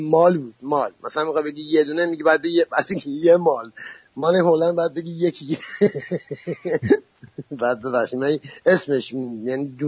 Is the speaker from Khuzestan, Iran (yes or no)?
no; Hamadan, Hamadan Province, Iran; moved away; also born or lived in Italy / Germany / Netherlands; چون اصلیت هم همدونی